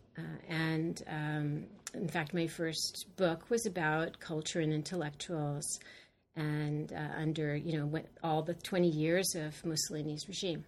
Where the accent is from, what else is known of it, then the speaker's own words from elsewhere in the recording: Los Angeles, California, United States; now in New York, United States; I grew up in California